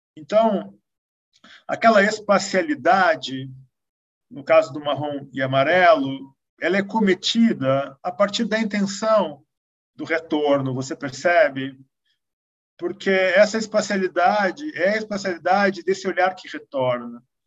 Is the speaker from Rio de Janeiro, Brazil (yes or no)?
no; Porto Alegre, Rio Grande do Sul, Brazil; also born or lived in Europe; now in São Paulo, Brazil; sendo porto-alegrense